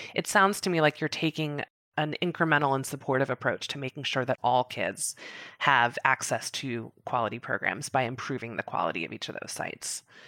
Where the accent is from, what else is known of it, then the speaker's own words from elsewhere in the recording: Virginia, United States; Virginia, my home state.